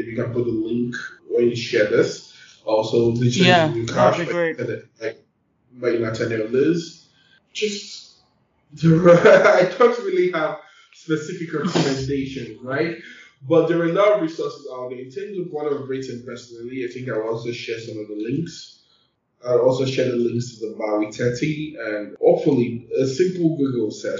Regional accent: Nigeria; being a Nigerian, like I take more in Africa and Nigeria than any other place

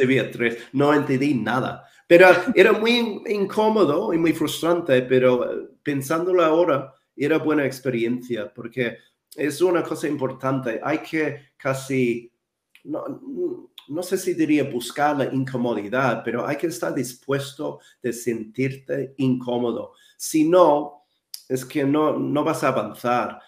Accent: Wellington, New Zealand; Spanish is a second language; moved away as an adult; also born or lived in London; now in Madrid, Spain; yo nací y crecí en Nueva Zelanda

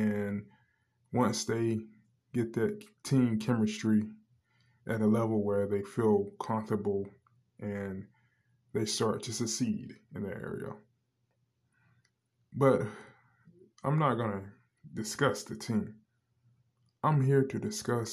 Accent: North Carolina, United States; where I'm from in the state of North Carolina

